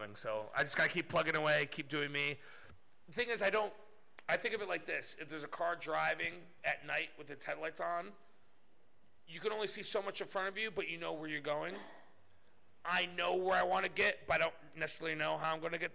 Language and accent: English; United States; as an American